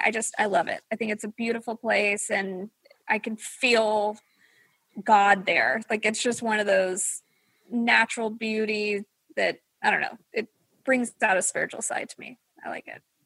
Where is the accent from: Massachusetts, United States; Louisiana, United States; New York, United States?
Louisiana, United States; now in Texas, United States; I was born in Louisiana